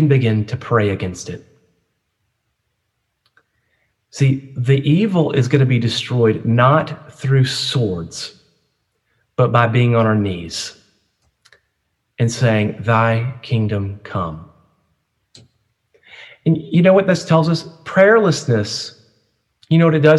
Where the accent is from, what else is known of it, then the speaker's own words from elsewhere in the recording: United States; as an American and USC student